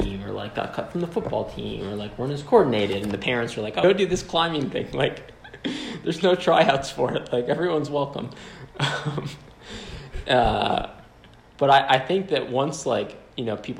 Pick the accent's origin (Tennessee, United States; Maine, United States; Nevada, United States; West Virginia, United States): Maine, United States; moved away as an adult; now in Colorado, United States; I grew up in Maine, and both my parents worked at Unity College, just a small little environmental school in central Maine.